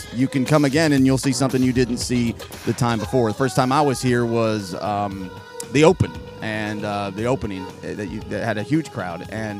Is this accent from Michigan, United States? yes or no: no; Oceanside, California, United States; moved away; I'm from originally Oceanside, California, just outside of San Diego